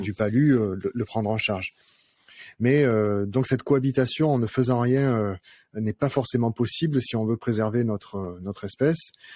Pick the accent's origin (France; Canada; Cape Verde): France; Arles, Provence-Alpes-Côte d'Azur; je suis, je suis un Arlésien. Je suis né à Arles